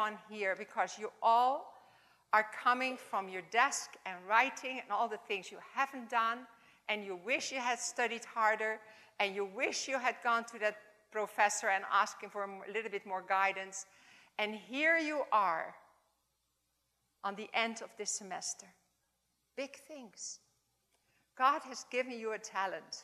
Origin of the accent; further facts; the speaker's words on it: Netherlands; accent: Dutch; English is a second language; my Dutch accent